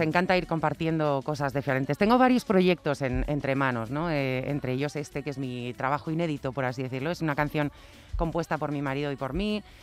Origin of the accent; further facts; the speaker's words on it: Spain; moved away; also born or lived in United States; estar en mi tierra